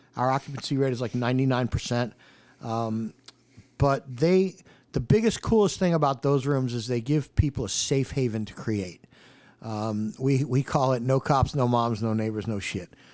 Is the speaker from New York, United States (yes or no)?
yes; New York, United States; also born or lived in Oceanside, New York; now in Charlotte, United States; I grew up in New York, uh, right on the edge of Manhattan, on the edge of Queens. Uh, and I, um, I'm still a total New Yorker, even though Charlotte is very, very much home for me.